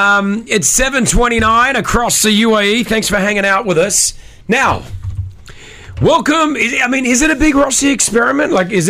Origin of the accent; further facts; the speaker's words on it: Australia; moved away; Even though I was born and raised in Australia, I've got the Australian passport.